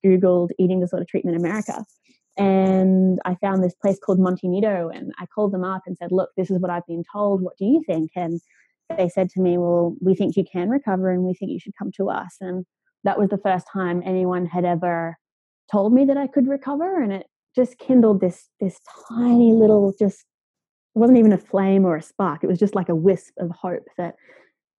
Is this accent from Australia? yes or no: yes; Australia; moved away; I grew up in Australia